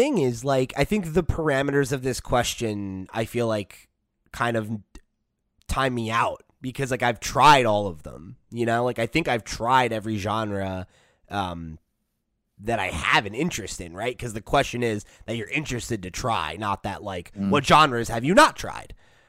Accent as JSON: {"language": "English", "region": "Northeast", "country": "United States", "tie": "born or raised there", "said": "It was unlike anything I'd ever seen growing up in the Northeast."}